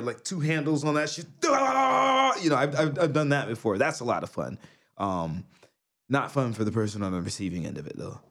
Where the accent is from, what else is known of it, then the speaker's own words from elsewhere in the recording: New York, United States; now in Japan; I'm from New York